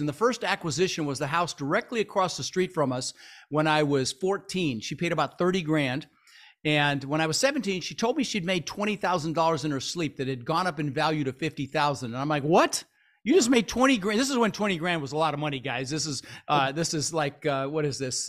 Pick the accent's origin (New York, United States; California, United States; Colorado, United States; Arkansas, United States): Colorado, United States; Denver; born or raised there; English is a second language; also born or lived in Netherlands